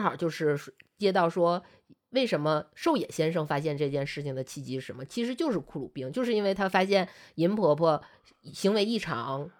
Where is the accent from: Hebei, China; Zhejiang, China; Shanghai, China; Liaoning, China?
Liaoning, China; moved away; 我老家是辽宁的一个算二级市还三级市的四这么级一个，四，或四级市，呃，市，四级的这么一个城市